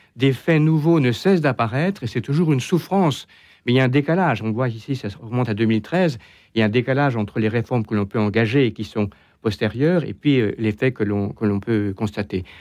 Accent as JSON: {"language": "French", "country": "France", "said": "chez nous en France"}